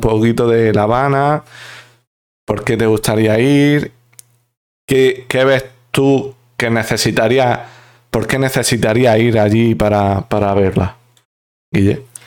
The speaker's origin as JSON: {"language": "Spanish", "country": "Spain", "said": "los españoles tenemos que ser un poco conscientes de nuestro pasado"}